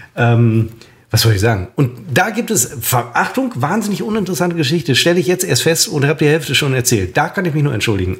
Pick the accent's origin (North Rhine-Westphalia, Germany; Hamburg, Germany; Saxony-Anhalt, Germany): North Rhine-Westphalia, Germany; Münster; ich bin Münsteraner.